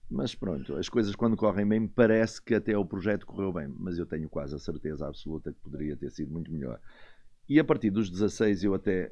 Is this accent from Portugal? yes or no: yes; Viana do Castelo, Norte, Portugal; moved away; Um tipo que vem lá de cima de Viana do Castelo